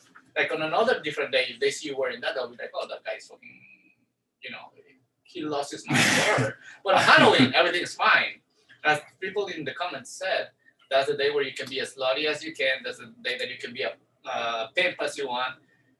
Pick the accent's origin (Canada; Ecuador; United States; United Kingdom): Ecuador; moved away as an adult; in my country, I'm from Ecuador.